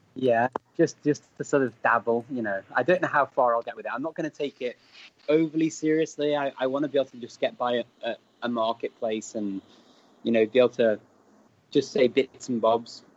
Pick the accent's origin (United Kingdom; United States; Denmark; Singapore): United Kingdom; Chester, North West England; accent: northern Welsh; I grew up around Chester, so it's North Wales, it's North Walian Welsh that we speak